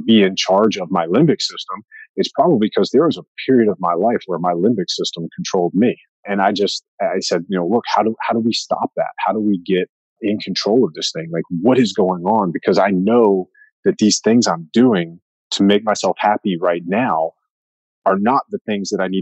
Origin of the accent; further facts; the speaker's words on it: East Coast, United States; I grew up hunting whitetails on the East Coast